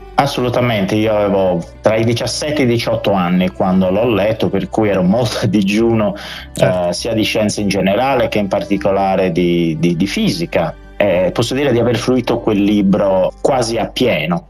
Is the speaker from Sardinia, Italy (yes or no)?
yes; Orune, Sardinia, Italy; io sono cresciuto ad Orune, quindi in pienissima Barbagia